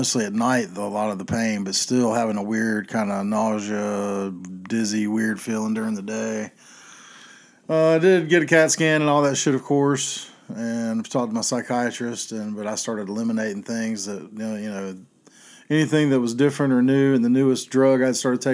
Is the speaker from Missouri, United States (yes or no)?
no; Chapel Hill, North Carolina, United States; I grew up in Chapel Hill when I was growing up there